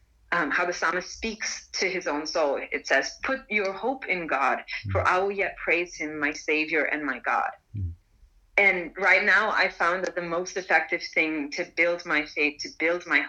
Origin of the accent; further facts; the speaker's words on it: Malaysia; moved away as an adult; also born or lived in India; now in Lausanne, Switzerland; I'm Indian, but I've grown up for most of my life in Malaysia